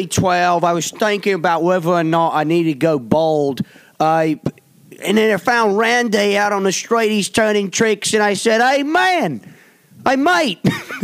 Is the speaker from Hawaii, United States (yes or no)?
no; Florida, United States; I'm from Florida.